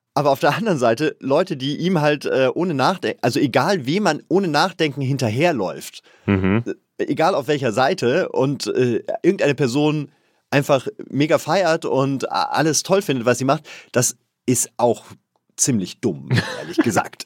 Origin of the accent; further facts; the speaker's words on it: Bavaria, Germany; als Bayer